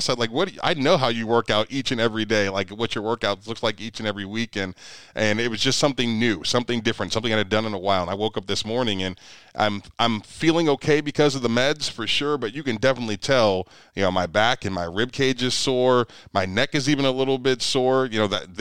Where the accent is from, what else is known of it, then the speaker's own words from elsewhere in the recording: Ohio, United States; I'm from Ohio